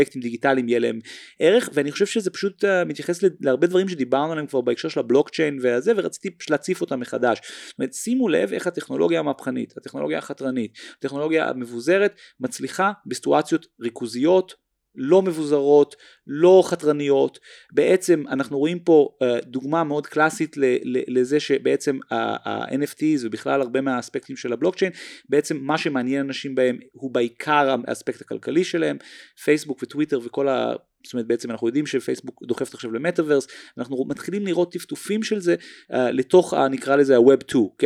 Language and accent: Hebrew; Tel Aviv, Tel Aviv District, Israel; born or raised there